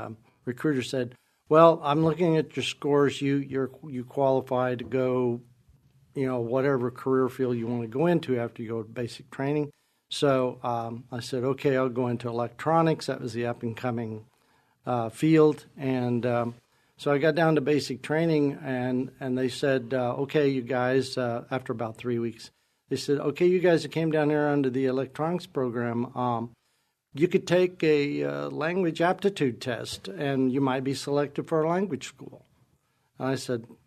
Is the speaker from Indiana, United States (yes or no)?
yes; Shoals, Indiana, United States; I was born and raised right here in Indiana. I am a Hoosier